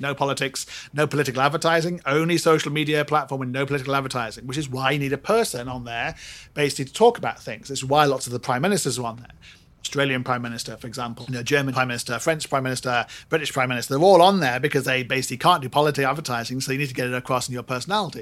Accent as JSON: {"language": "English", "country": "Singapore", "said": "I'm Singaporean"}